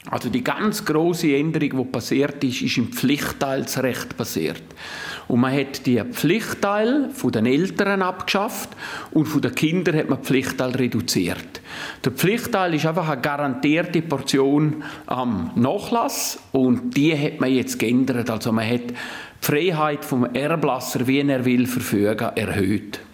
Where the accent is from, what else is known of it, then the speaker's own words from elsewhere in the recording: Graubünden, Switzerland; Bei uns in Graubünden